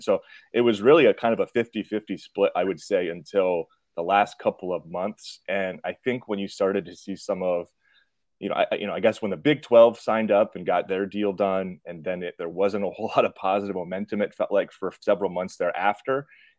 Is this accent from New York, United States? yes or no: no; Oregon, United States; also born or lived in Washington; living out in the West Coast, growing up in Oregon, going to school in Washington.